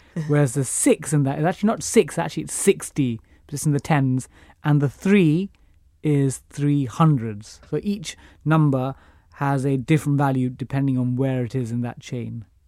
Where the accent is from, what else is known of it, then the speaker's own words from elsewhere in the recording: London, United Kingdom; I grew up in East Ham, got a scholarship to Eton